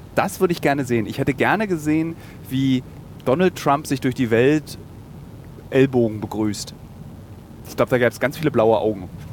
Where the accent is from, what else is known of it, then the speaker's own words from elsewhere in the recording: Berlin, Germany; für mich als Berliner